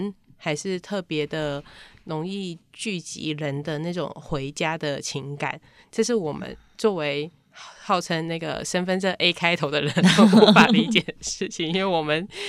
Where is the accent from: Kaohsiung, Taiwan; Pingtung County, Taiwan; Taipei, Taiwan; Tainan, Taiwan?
Taipei, Taiwan; 身为一个台北人